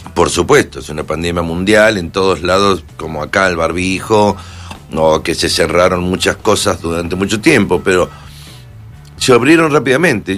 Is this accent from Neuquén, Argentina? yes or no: no; Mendoza, Argentina; now in Madrid, Spain; acá en Mendoza, por supuesto, mi tierra